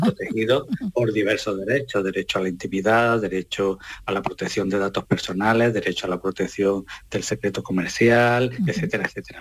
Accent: Posadas, Andalusia, Spain; mi pueblo, al lado de Posada, mm, Córdoba

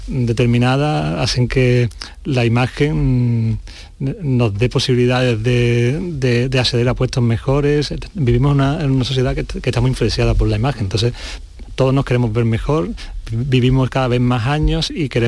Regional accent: La Algaba, Andalusia, Spain; Exactamente, mi pueblo, La Algaba.

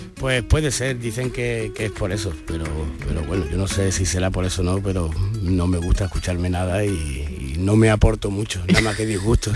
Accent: Málaga, Andalusia, Spain; aquí en mi tierra

